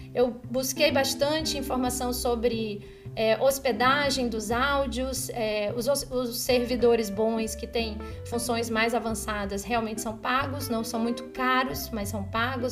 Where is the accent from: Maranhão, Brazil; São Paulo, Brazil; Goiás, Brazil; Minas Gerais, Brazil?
Maranhão, Brazil; São Luís; moved away; also born or lived in Rio de Janeiro; lá em São Luís, no Maranhão, que é onde eu nasci, onde estava a minha família